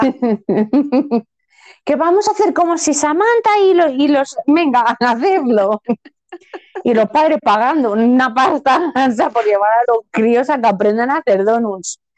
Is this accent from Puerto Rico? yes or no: no; Spain